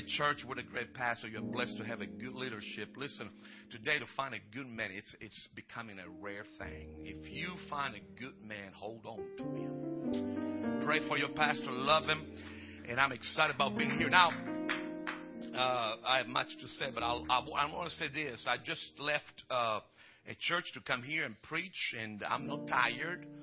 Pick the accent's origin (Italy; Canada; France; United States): Italy; moved away as an adult; I came from Italy and I moved here. And, you know, I was just an Italian, so I'm still am in some measure.